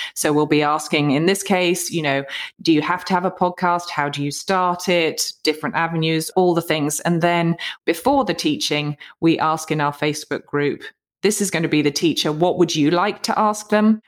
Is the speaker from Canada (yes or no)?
no; United Kingdom; moved away as an adult; now in United States; I'm a Brit living in the U S A. We came out here about fifteen years ago